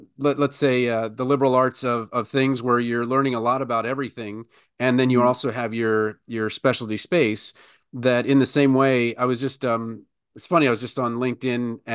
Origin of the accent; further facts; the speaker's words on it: Baltimore, Maryland, United States; I'm from Baltimore